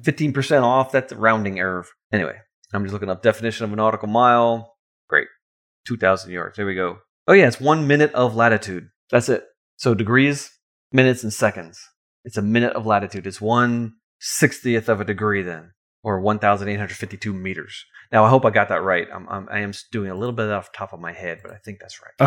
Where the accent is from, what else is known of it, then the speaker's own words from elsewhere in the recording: Long Island, New York, United States; now in Georgia, United States; I remember growing up on Long Island as a Boy Scout